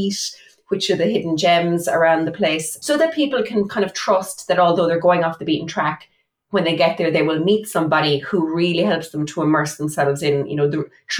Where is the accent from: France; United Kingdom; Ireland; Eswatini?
Ireland; Mitchelstown, Munster; I was born and raised in Cork. And I took the decision to invest in a local property, an old farmhouse that's here in Mitchelstown where I grew up.